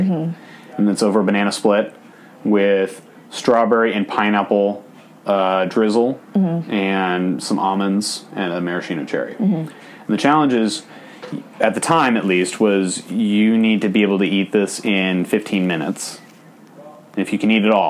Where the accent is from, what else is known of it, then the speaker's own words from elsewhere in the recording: Piedmont, California, United States; my hometown of Piedmont, California